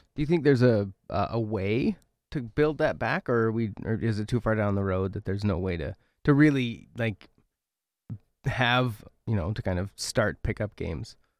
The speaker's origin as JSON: {"language": "English", "region": "Oregon", "country": "United States", "moved": "as an adult", "lives_now": "Milbank, United States", "said": "I'm from Oregon"}